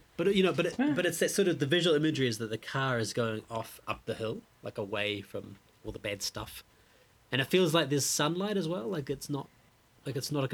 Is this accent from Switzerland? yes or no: no; New Zealand; growing up in New Zealand